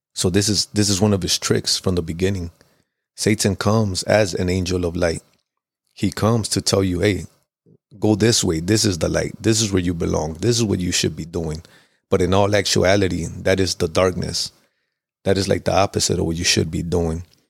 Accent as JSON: {"language": "English", "town": "Chicago", "region": "Illinois", "country": "United States", "tie": "born or raised there", "said": "I grew up in Pilsen, which is kinda like southwest area of Chicago"}